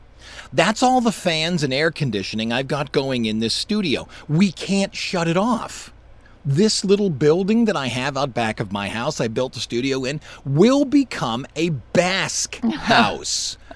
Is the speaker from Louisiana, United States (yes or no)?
yes; Louisiana, United States; No, we're from Louisiana.